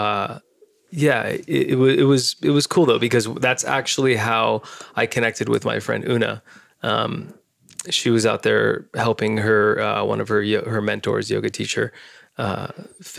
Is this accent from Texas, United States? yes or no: no; San Diego, California, United States; I'm Indian, but I grew up here. And so I'm first generation born here. So I have a huge part of me that's totally American